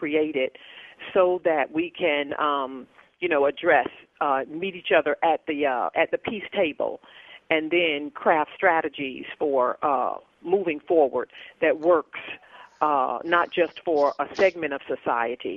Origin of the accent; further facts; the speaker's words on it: the South, United States; as a female raised in the South in America